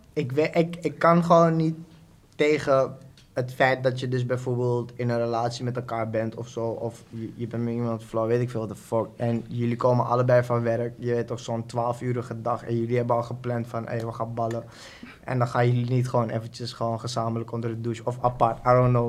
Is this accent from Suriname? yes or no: yes; Suriname; moved away as an adult; now in Netherlands; Ik, eh, geboren in Suriname, woon nu net acht jaar in Nederland